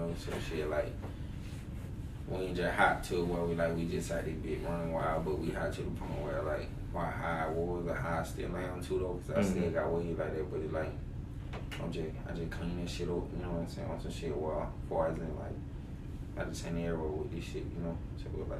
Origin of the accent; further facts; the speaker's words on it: Macon, Georgia, United States; I'm from Macon, Georgia. You know, the west side to be exact. Bellevue to be exact.